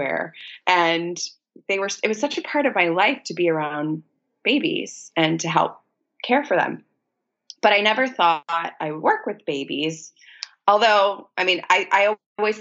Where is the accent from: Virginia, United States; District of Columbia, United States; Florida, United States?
Virginia, United States; a small city in; moved away as an adult; now in New York City, United States; my hometown in a small city in Virginia